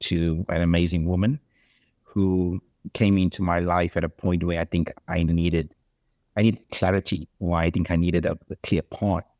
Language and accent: English; South Africa; accent: South African; moved away as an adult; also born or lived in Australia; now in United States; I'm South African, not American.